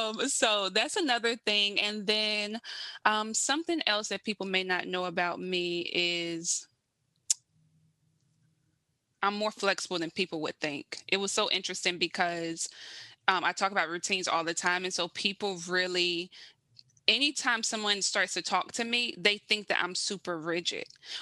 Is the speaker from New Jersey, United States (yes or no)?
no; South Carolina, United States; now in Baltimore, United States; I'm from South Carolina, originally born and raised. I am like a true Southern girl.